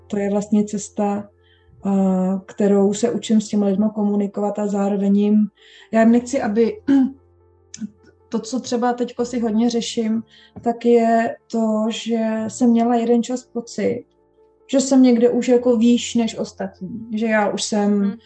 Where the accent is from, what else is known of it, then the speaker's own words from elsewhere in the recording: Bohemia, Czechia; moved away as an adult; also born or lived in London, England; přestěhovala jsem se z Anglie zpátky do Čech